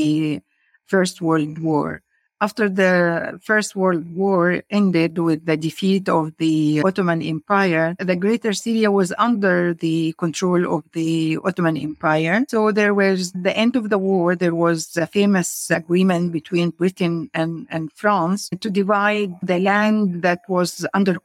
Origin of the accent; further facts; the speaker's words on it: Egypt; moved away as an adult; now in Palestine; Originally, I'm from Egypt, and I moved to live in Palestine in 1979